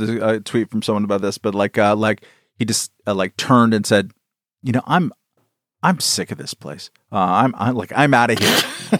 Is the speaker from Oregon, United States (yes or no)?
no; California, United States; I'm from California